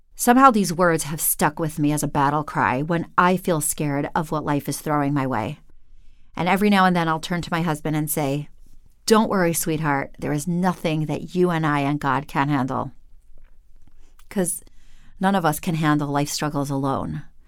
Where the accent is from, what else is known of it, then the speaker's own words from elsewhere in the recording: Cleveland, Ohio, United States; Here in my hometown of Cleveland